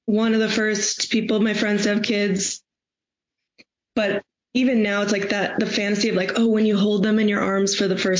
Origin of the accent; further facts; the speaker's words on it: Chicago, Illinois, United States; I'm from Chicago